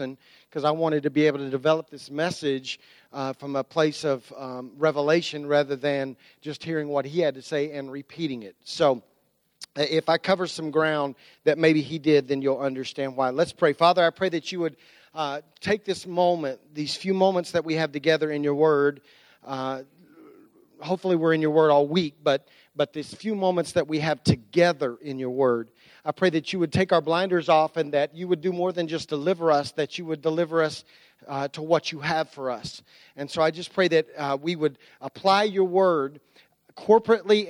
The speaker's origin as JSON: {"language": "English", "country": "United States", "said": "I'm Christian before I'm American"}